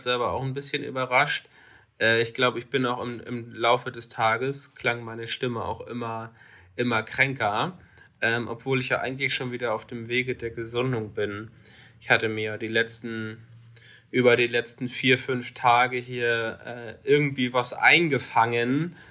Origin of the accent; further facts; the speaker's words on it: Lübeck, Schleswig-Holstein, Germany; meine Heimatstadt Lübeck